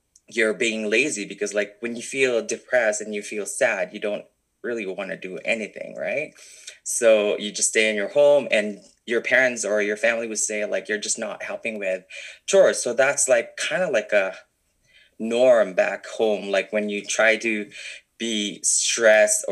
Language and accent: English; Philippines; moved away as an adult; now in Canada; growing up in the Philippines, it's really hard to actually kind of like show your true personality